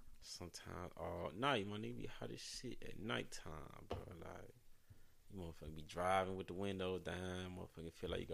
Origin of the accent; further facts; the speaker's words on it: Houston, Texas, United States; now in San Diego, United States; I'm motherfucking from Houston, Texas